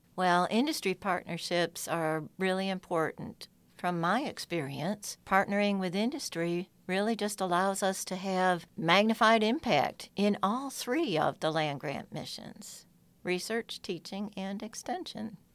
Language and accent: English; upstate New York, United States; moved away as an adult; now in Georgia, United States; I'm originally from farm and orchard country in upstate New York. And I was that girl running barefoot through fields and streams and woods.